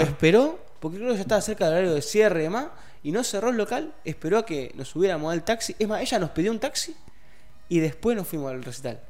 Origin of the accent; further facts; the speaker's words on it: Rosario, Santa Fe, Argentina; yo soy de Rosario, no soy de Funes